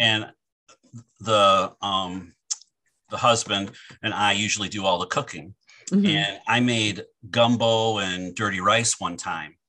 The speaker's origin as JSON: {"language": "English", "region": "Michigan", "country": "United States", "tie": "born or raised there", "said": "I grew up in Michigan"}